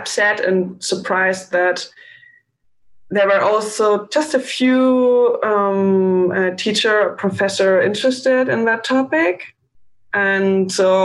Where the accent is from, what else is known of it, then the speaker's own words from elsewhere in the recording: Bavaria, Germany; English is a second language; moved away as an adult; now in Berlin, Germany; I grew up in Bavaria